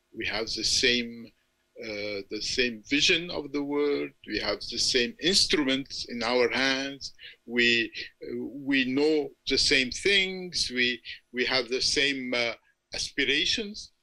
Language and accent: English; Beirut, Beirut Governorate, Lebanon; I grew up in Beirut